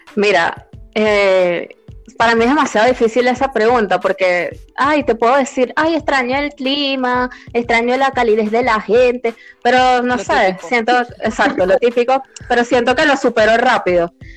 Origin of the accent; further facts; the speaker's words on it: Venezuela; moved away; Yo soy la única venezolana que mataría la arepa